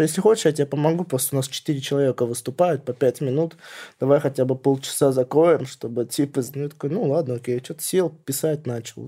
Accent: Vladimir Oblast, Russia; я из Владимирской области сам

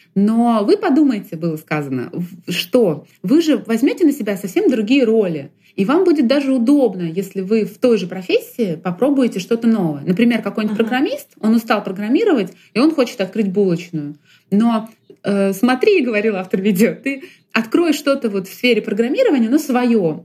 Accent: Kyiv, Ukraine; moved away as an adult; also born or lived in Russia; now in Moscow, Russia; я родилась в России и жила первые несколько лет в России, в Киеве оказалась просто в детстве с, с мамой

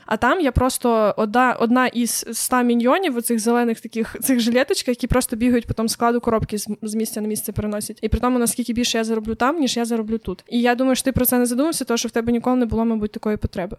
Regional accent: Ukraine; first language Ukrainian; я живу в Україні, розмовляю українською, це моя рідна мова. Я тут виросла

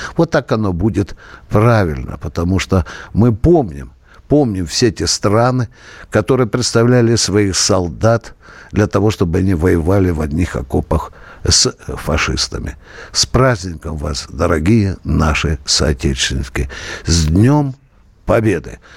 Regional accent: Kharkiv Oblast, Ukraine; moved away as an adult; now in Russia; Харьковская область, она такая миролюбивая. Там никогда не процветала бандеровщина. Я сам там рос до 18 лет.

